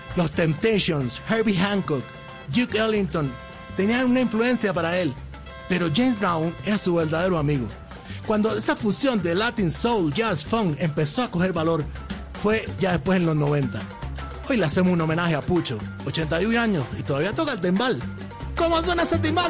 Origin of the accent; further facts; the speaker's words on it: Cuba; yo te lo digo como ciudadano cubano